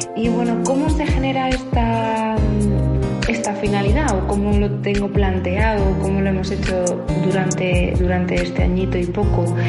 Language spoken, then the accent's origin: Spanish; Ciudad Real province, Castilla-La Mancha, Spain; moved away as an adult; hace dos años que volví, estaba viviendo fuera